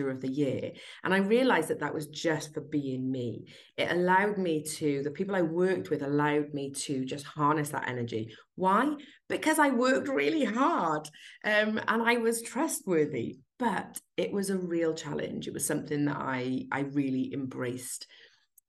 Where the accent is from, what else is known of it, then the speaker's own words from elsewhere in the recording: South Wales, United Kingdom; in 1979, when I was born in South Wales.